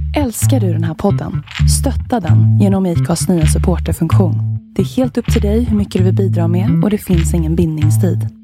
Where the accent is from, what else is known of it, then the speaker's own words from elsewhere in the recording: Nacka, Stockholm County, Sweden; moved away as an adult; also born or lived in Asmara, Eritrea; now in New York, United States; uppväxt i Fisksätra ute i Nacka, en förort till Stockholm tillsammans med mina föräldrar och mina syskon